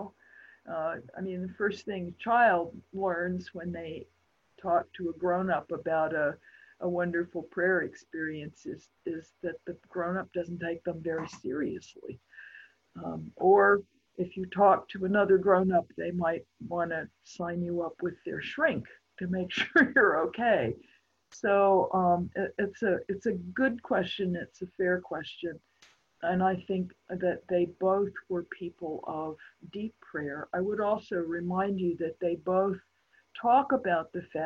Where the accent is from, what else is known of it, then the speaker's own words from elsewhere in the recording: Appalachia, United States; I'm an Appalachian isolate